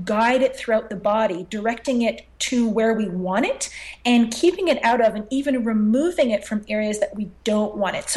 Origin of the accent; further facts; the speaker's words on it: Montreal, Quebec, Canada; I'm born and raised in Montreal